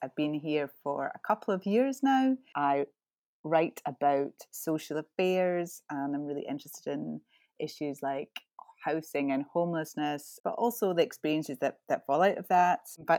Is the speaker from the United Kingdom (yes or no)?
yes; Ayrshire, Scotland, United Kingdom; I am quite old and I grew up in Ayrshire.